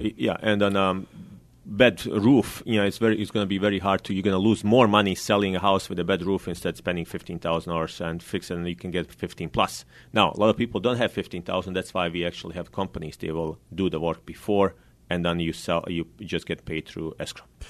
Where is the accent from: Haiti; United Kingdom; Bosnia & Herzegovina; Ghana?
Bosnia & Herzegovina; now in Sacramento, United States; I'm originally from Bosnia